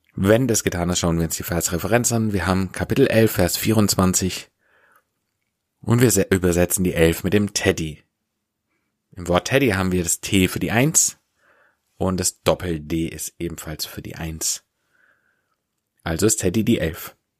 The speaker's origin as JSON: {"language": "German", "area": "Swabia", "region": "Baden-Württemberg", "country": "Germany", "said": "ich komme aus dem Schwabeländle"}